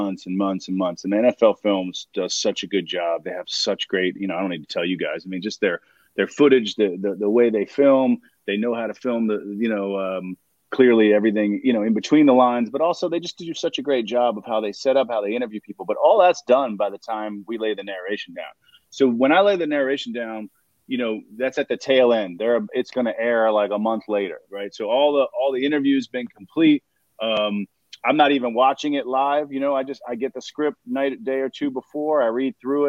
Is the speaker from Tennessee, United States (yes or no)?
no; Baltimore, Maryland, United States; moved away; I'm born and raised in Baltimore